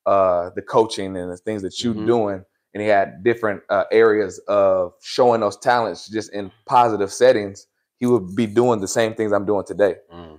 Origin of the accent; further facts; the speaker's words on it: California, United States; also born or lived in Sacramento; coming from the Bay Area, and what I like about my journey is I like to just say at this point, I'm from Northern California because I've been to Sacramento. I moved to Sacramento in high school.